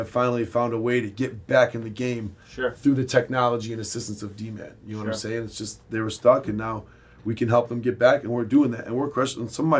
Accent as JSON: {"language": "English", "country": "United States", "said": "Yeah, I'm assimilated. I'm an American. And I'm not saying I'm a Chaldean."}